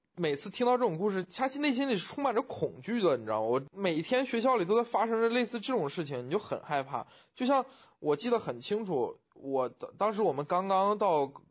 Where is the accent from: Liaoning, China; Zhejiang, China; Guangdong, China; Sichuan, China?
Liaoning, China; Huludao; moved away; 其实我在高中以前，我们家是生活在，就是我的老家生活在是小县城里面